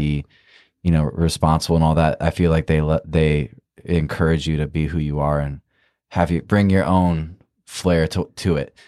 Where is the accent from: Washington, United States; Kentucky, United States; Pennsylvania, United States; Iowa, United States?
Iowa, United States; I'm from Iowa